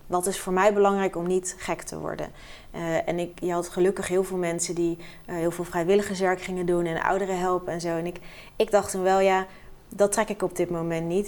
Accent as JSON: {"language": "Dutch", "town": "Rotterdam", "region": "South Holland", "country": "Netherlands", "tie": "born or raised there", "said": "ik ben echt een geboren en getogen Rotterdammer"}